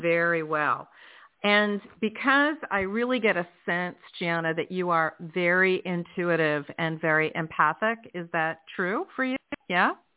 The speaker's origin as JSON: {"language": "English", "country": "United States", "tie": "born or raised there", "moved": "yes", "said": "Philadelphia, close to my hometown"}